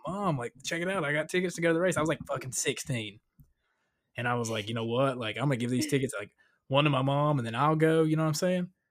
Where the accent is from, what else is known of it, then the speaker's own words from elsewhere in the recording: Northeast Tennessee, Southwest Virginia, United States; moved away; also born or lived in Salisbury, North Carolina; I grew up in Southwest Virginia, Northeast Tennessee